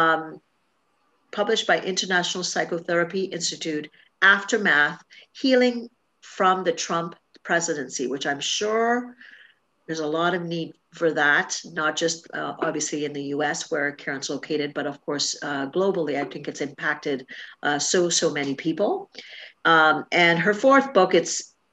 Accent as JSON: {"language": "English", "country": "Trinidad & Tobago", "tie": "born or raised there", "moved": "yes", "said": "I grew up in Trinidad and Tobago and the same thing in the islands"}